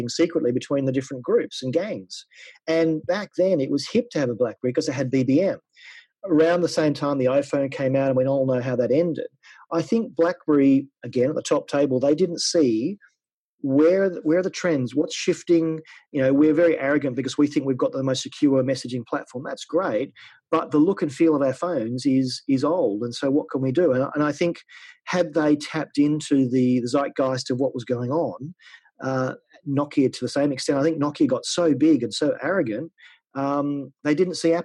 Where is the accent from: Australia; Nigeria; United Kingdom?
Australia; moved away as an adult; I'm an Australian. I've been away from Australia for 12 years.